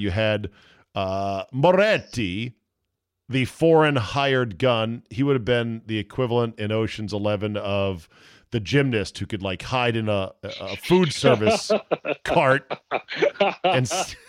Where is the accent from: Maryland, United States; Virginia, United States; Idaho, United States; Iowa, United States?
Virginia, United States; the Commonwealth; I'm from the Commonwealth.